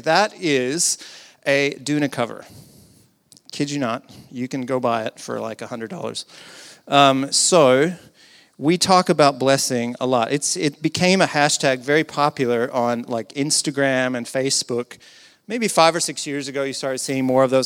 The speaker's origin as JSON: {"language": "English", "region": "the South", "country": "United States", "said": "I come from the South in the U S"}